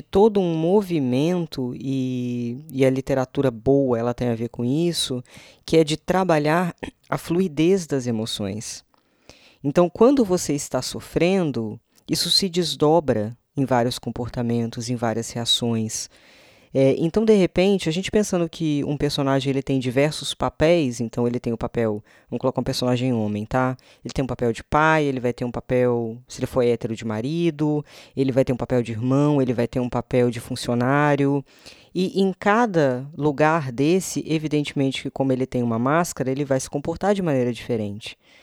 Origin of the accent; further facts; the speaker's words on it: Minas Gerais, Brazil; moved away; minha terrinha natal